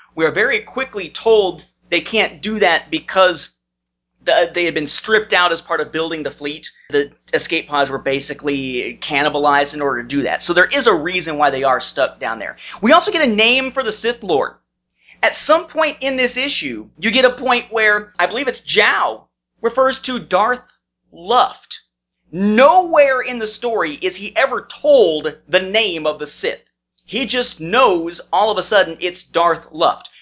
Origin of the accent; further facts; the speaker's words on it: Evansville, Indiana, United States; moved away; my hometown of Evansville, Indiana